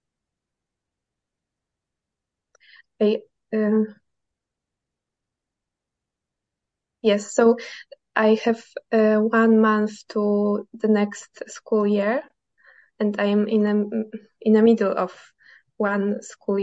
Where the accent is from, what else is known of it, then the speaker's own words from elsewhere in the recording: Poland; I'm from Poland, and I co-create a big school in Poland